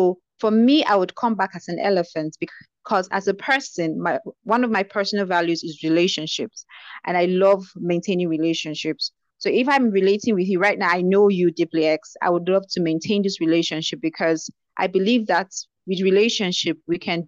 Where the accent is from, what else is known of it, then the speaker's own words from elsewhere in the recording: Nigeria; being a Nigerian